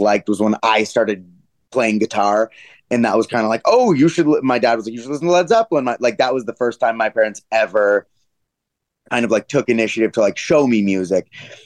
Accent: Denver, Colorado, United States; moved away as an adult; also born or lived in Los Angeles, United States; now in New York, United States; I'm from Denver

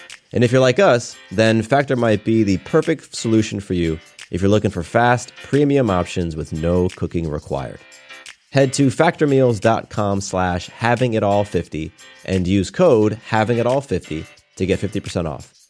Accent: California, United States; born there; I was born in California, but they moved a month before I was born.

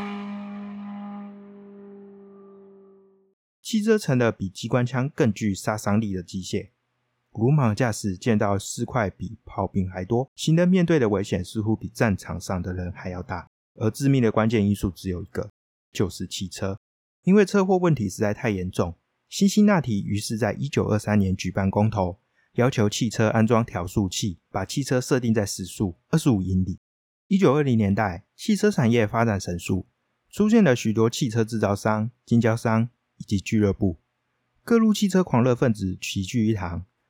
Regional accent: northern Taiwan, Taiwan; 纵使我是北部人，但我还是不喜欢吃油饭

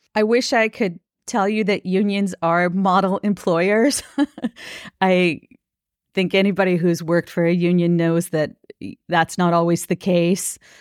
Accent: Minnesota, United States; I I grew up in Minnesota

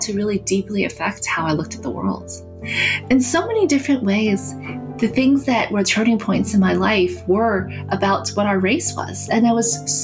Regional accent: South Carolina, United States; also born or lived in New York; Growing up, being one of the very few Asian Americans in South Carolina

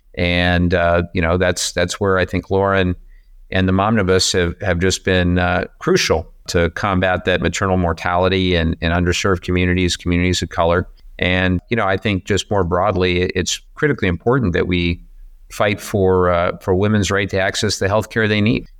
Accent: Southern California, United States; I grew up in Southern California in the eighties

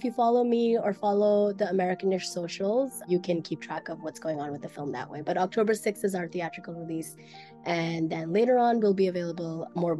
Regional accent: Mississippi, United States; And when I was growing up in Mississippi, I had some Black friends, but my closest friends were white.

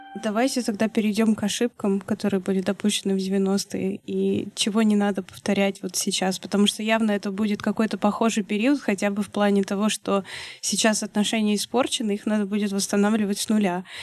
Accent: Russia; я из России

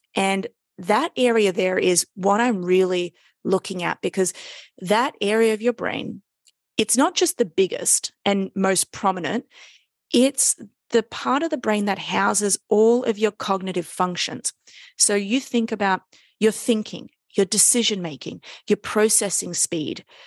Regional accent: Sydney, New South Wales, Australia; moved away as an adult; now in New York City, United States; I live in New York City, but I am Australian from Sydney

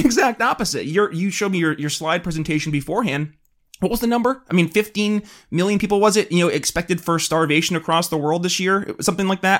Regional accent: New York, United States; my home state of New York

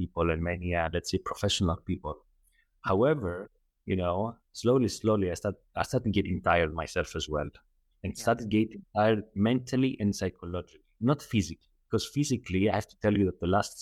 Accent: Athens, Attica, Greece; moved away as an adult; now in Doha, Qatar; I'm Greek originally, right? I was born in Athens, Greece, but I'm currently lived for like the last 10 years in Qatar, in Doha, Qatar

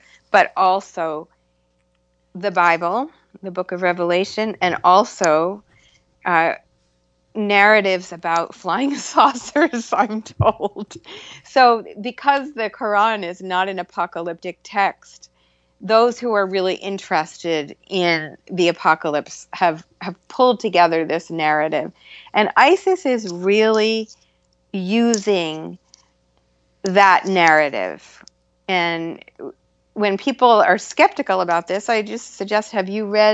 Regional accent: Concord, Massachusetts, United States; I grew up in a little town called Concord, Massachusetts

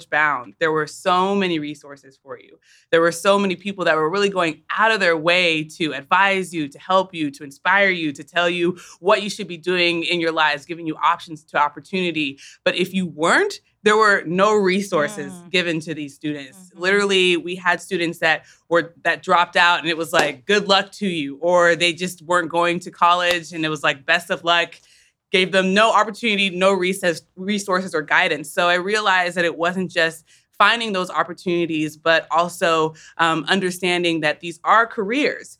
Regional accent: Wichita, Kansas, United States; moved away; We're sisters. We're from Wichita

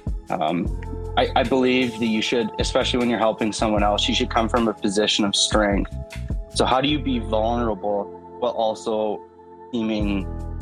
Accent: Canada; I'm from Canada

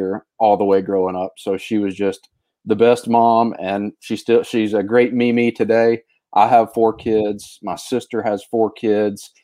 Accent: Sumter, South Carolina, United States; now in Greenville, United States; I am from South Carolina, born and raised in South Carolina, not in Greenville. Greenville's a big city compared to where I grew up. I grew up in Sumter, South Carolina

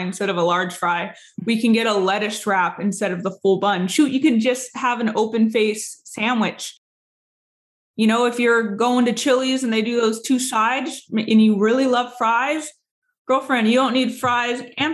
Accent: San Diego, California, United States; moved away; I'm from San Diego

